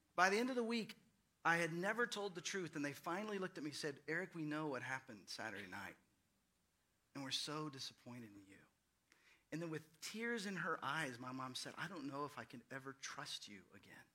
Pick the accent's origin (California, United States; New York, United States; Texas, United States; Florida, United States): Texas, United States; Fort Worth; now in Austin, United States; I grew up in the Dallas Fort Worth area